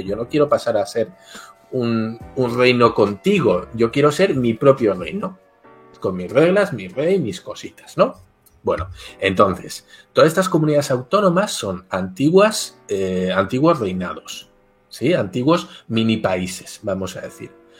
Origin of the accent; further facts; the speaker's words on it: Basque Country, Spain; Yo soy del País Vasco, que está en el norte de España, en frontera con Francia.